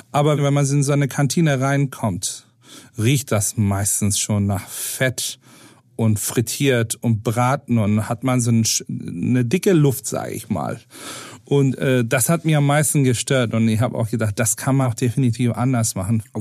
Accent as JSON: {"language": "German", "town": "Istanbul", "country": "Turkey", "tie": "born or raised there", "second_language": "German", "moved": "yes", "lives_now": "Hamburg, Germany", "said": "äh, meine Kindheit glücklicherweise in Istanbul verbracht, wo wir eine riesen Vielfalt an kulinarisches Angebot hatten."}